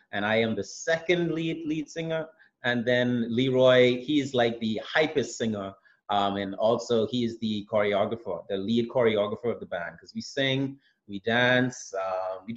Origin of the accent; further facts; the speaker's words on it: Bahamas; I'm from the Bahamas